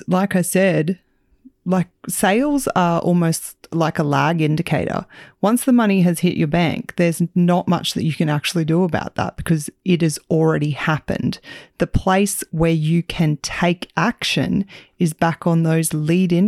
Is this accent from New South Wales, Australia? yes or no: no; Central Queensland, Australia; coming from Central Queensland, Australia